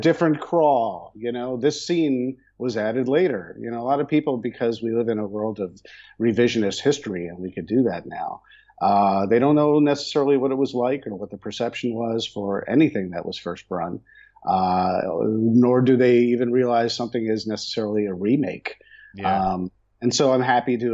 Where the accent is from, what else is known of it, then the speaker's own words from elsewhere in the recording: United States; also born or lived in New York / Chicago, Illinois; now in Los Angeles, United States; I'm from back east in the eastern United States, where I grew up in New York and Chicago